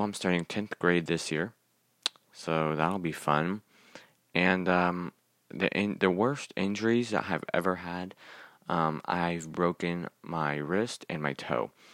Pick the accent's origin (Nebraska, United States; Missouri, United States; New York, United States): Missouri, United States; Kansas City; I was born in Kansas City, Missouri